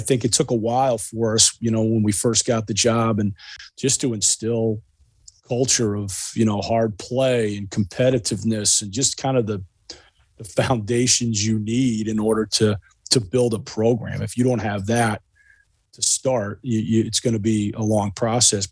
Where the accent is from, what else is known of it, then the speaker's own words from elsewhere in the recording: Chicago, Illinois, United States; moved away as an adult; also born or lived in East Coast; I actually went to high school in Chicago. I'm originally from Chicago